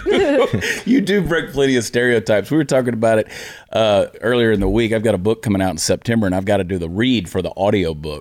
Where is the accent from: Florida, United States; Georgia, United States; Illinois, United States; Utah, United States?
Georgia, United States; Augusta; I'm from Augusta. I grew up in Augusta, went to the University of Georgia